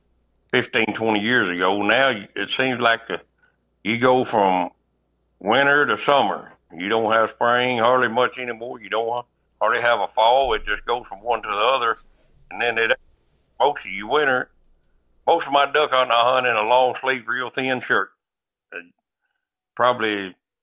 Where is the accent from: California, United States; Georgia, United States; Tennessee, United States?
Tennessee, United States; Reelfoot Lake; I'm from Reelfoot. Born and raised right there on the bank of the lake